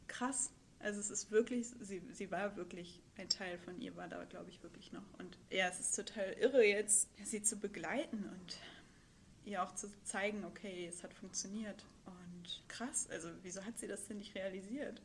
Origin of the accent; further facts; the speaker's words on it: Hamburg, Germany; moved away as an adult; Hamburgerin gewesen oder bin es ja auch immer noch, aber dann ja vor zwei oder drei Jahren äh, beschlossen, ins Ausland zu gehen